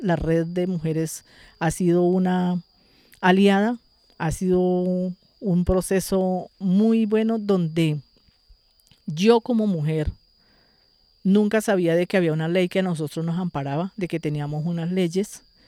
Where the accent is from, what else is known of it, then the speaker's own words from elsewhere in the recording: Chaparral, Tolima, Colombia; yo soy una mujer nacida y criada aquí en la vereda Rizalda Calarma.